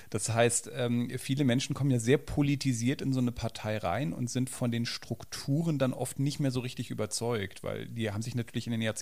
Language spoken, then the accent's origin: German; Berlin, Germany; Ich bin als Berliner ja selber mal von Linken auch mitregiert worden.